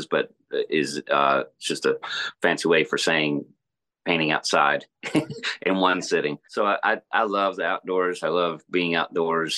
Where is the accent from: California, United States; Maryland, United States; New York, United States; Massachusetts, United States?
Maryland, United States; moved away as an adult; also born or lived in Lancaster, Pennsylvania / Texas; now in Alabama, United States; I grew up up north in Maryland mostly.